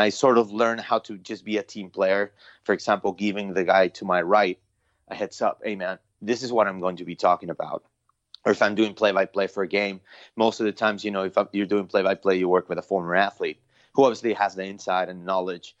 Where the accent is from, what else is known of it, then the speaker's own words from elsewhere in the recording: Mexico City, Mexico; also born or lived in Long Beach, California; now in United States; born and raised in Mexico City